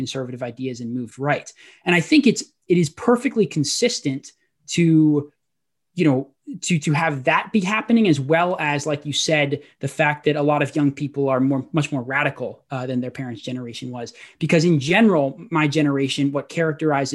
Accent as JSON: {"language": "English", "town": "Portland", "region": "Oregon", "country": "United States", "tie": "born or raised there", "said": "I was raised in Portland, Oregon"}